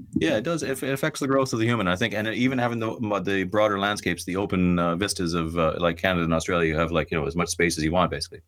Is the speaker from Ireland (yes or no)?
yes; Ireland; I'm Irish, I'm living in Ireland